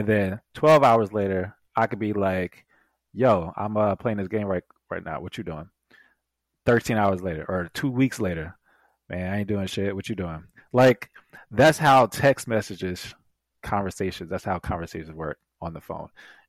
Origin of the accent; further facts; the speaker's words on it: South Carolina, United States; also born or lived in New York; No, I grew up